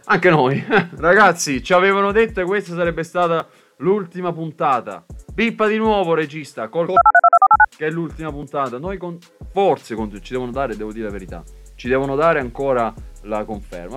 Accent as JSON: {"language": "Italian", "town": "Brindisi", "region": "Apulia", "country": "Italy", "said": "io sono di Brindisi"}